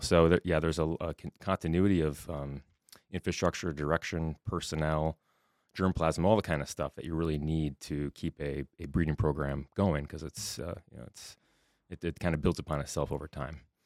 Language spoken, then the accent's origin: English; Southwest Minnesota, United States; moved away as an adult; also born or lived in Wisconsin / New York / Nebraska; come back here to Minnesota, my home state